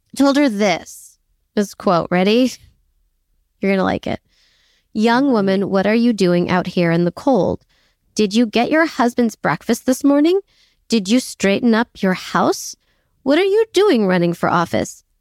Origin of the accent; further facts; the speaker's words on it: New York City, New York, United States; I'm a New Yorker